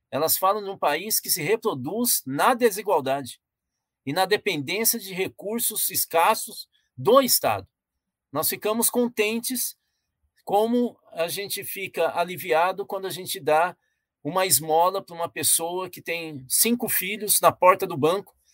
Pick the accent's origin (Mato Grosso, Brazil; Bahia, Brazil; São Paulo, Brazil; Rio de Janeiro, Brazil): São Paulo, Brazil; now in Minas Gerais, Brazil; Olha, eu sou corintiano, sou paulista, moro em Minas, então eu vou falar desse ângulo, tá ok?